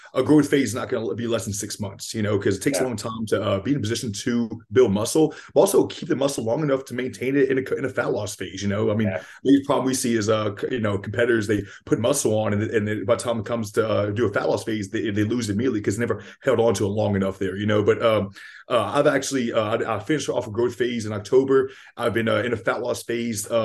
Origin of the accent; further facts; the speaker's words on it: Lafayette, Louisiana, United States; also born or lived in Youngsville, Louisiana; I'm from Lafayette, Louisiana. I live here in Youngsville, Louisiana